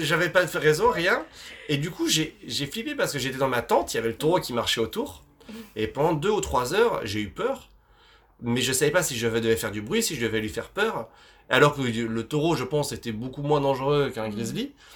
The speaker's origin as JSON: {"language": "French", "area": "Vosges", "region": "Grand Est", "country": "France", "tie": "born or raised there", "said": "je, suis, né dans les Vosges, enfin, je suis originaire des Vosges"}